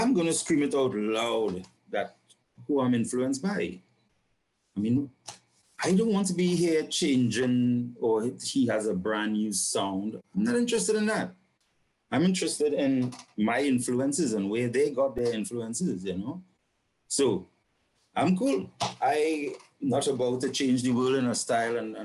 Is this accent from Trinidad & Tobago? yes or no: yes; San Fernando, Trinidad & Tobago; now in Port of Spain, Trinidad and Tobago; I was born and grew up in San Fernando, which is the south